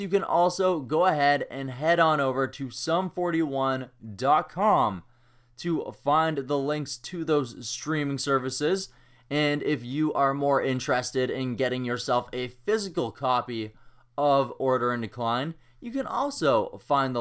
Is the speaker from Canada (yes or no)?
yes; Kamloops, British Columbia, Canada; Kamloops, British Columbia, my hometown